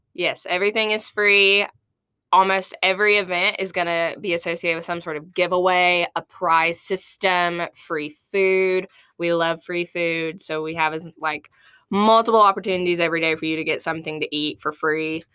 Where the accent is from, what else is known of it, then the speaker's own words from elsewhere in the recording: Mayflower, Arkansas, United States; moved away as an adult; now in Fayetteville, United States; I am from Mayflower, Arkansas originally, but I've lived here in Fayetteville for the last five years